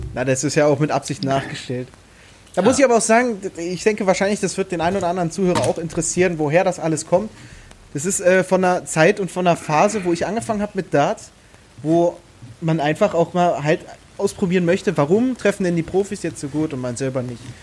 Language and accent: German; Strausberg, Brandenburg, Germany; Ich jetzt in Strausberg auch. Ich, ich liebe es einfach, äh, in dieser Stadt zu leben.